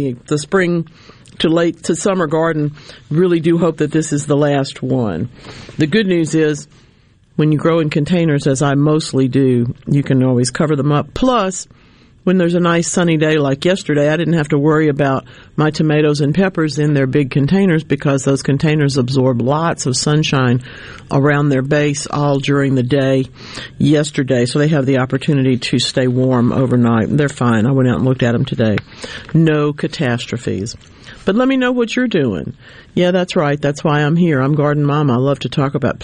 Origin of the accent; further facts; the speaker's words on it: Louisiana, United States; my home state of Louisiana